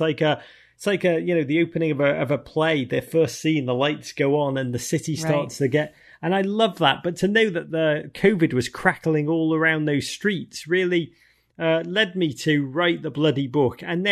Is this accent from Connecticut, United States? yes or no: no; Los Angeles, California, United States; You know, I grew up in LA and I love ….